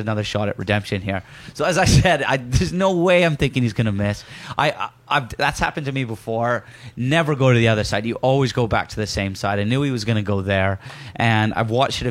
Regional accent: Yorkshire and the Humber, United Kingdom; accent: broken Yorkshire; my broken Yorkshire accent

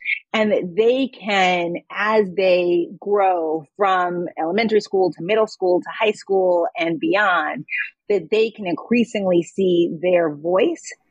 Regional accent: Boston, Massachusetts, United States; moved away as an adult; also born or lived in New York City, United States / India; I grew up in Boston, raised by parents who had moved to Boston, but had grown up in North Carolina under Jim Crow.

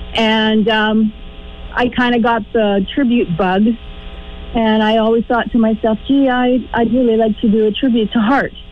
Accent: Manitoba, Canada; I am a prairie girl and I'm from Manitoba

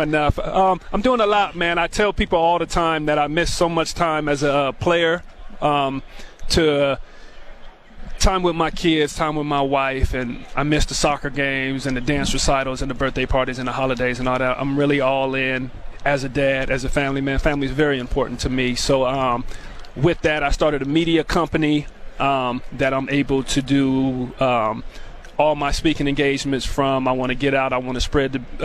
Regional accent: Tacoma, Washington, United States; I grew up in Tacoma

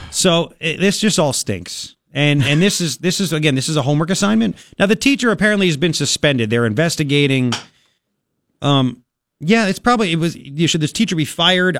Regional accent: Long Island, New York, United States; growing up on Long Island, when I did

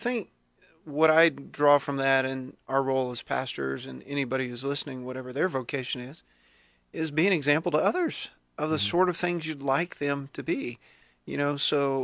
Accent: Texas, United States; moved away as an adult; now in Lincoln, United States; I grew up in Texas.

